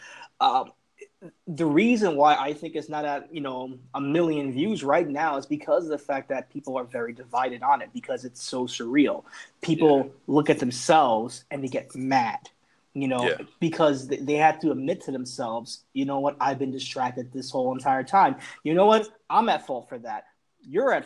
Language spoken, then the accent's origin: English; New York City, New York, United States; I come from the Bronx, New York